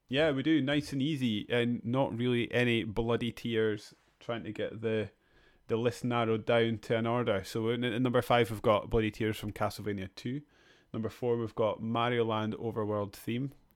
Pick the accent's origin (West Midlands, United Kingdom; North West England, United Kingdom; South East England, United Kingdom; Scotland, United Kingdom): Scotland, United Kingdom; Edinburgh; my hometown Edinburgh